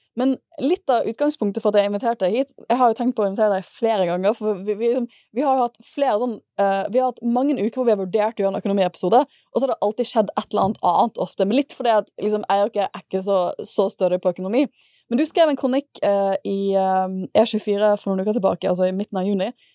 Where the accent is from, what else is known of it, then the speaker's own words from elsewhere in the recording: Bergen, Vestland, Norway; moved away; det er derfor jeg er fra Bergen, fordi de studerte da jeg ble født